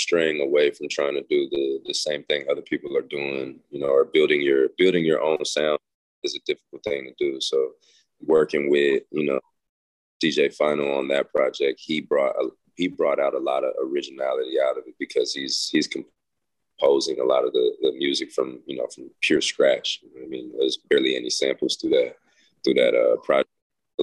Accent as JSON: {"language": "English", "town": "Las Vegas", "region": "Nevada", "country": "United States", "tie": "born or raised there", "said": "It's a street I grew up on in Las Vegas, and it pretty much painted my whole childhood"}